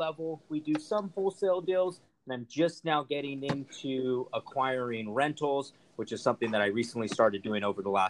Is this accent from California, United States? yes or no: yes; Rancho Cucamonga, California, United States; also born or lived in Los Angeles / Fontana; now in Orange County, United States; I actually grew up in Rancho Cucamonga, California